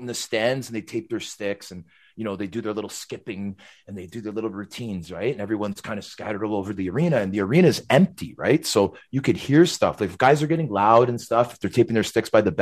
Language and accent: English; Toronto, Ontario, Canada; I'm a Canadian kid from Scarborough